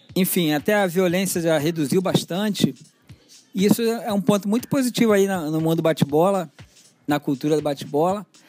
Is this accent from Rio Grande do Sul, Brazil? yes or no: no; Rio de Janeiro, Brazil; desde criança eu sou cria aqui de Marechal Hermes